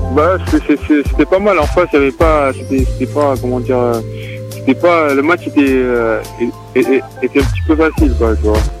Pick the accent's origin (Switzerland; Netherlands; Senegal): Senegal; now in Dijon, France; je viens du Sénégal.